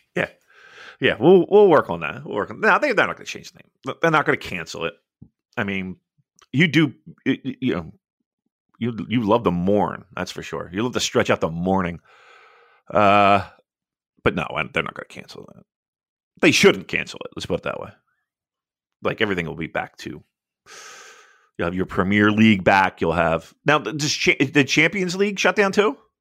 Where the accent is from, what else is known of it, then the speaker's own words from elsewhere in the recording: United States; I'm an American from afar